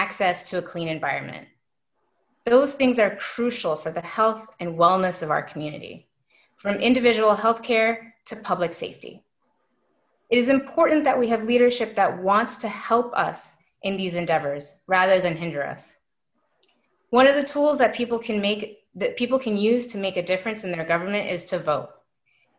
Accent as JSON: {"language": "English", "town": "St. Paul", "region": "Minnesota", "country": "United States", "tie": "born or raised there", "also_born_or_lived": "Brainerd, Minnesota / Faribault, Minnesota", "lives_now": "Minneapolis, United States", "said": "I grew up in St. Paul and my family spent some time in Brainerd and in Faribault"}